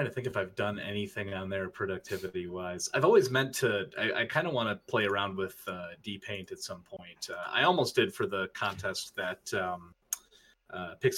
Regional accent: Michigan, United States; my home state of Michigan

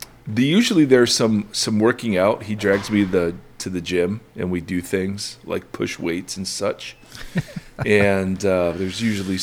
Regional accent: Midwest, United States; moved away; I grew up in the Midwest, so we talk about the weather.

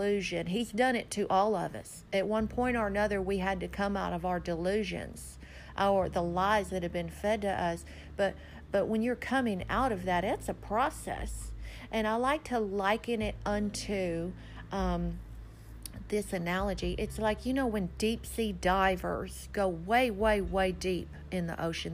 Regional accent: Texas Hill Country, United States; I had grown up in America as an American girl, Texas girl, growing up out in the hill country in a little bitty small school

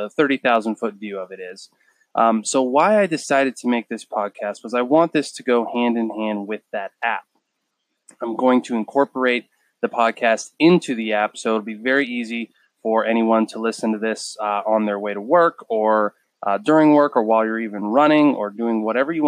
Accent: Erie, Pennsylvania, United States; now in Charleston, United States; I am from Erie, Pennsylvania.

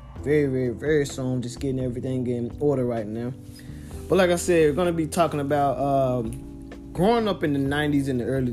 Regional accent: Memphis, Tennessee, United States; now in Knoxville, United States; I'm born and raised in Memphis, Tennessee. Reside in Knoxville, Tennessee

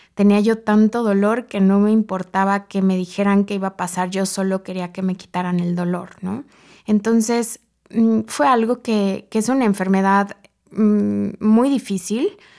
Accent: Mexico City, Mexico; soy originaria de la Ciudad de México

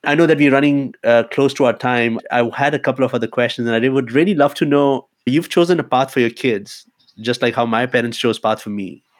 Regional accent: India; English is a second language; I grew up in Indian system, so obviously there's a different meaning for respect of elders, somebody who's more educated or somebody who's higher up in the organization.

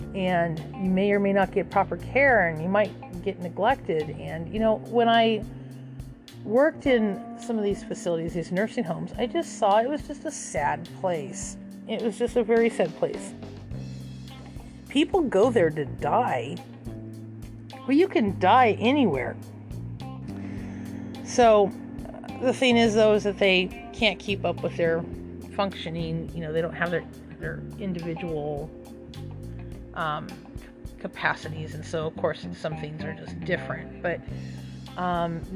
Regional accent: Page, Arizona, United States; I'm from a really small town in Page, Arizona. Is where I originated from. I wasn't born there, but I was born in Arizona. So, but I lived there for about 12 years or so

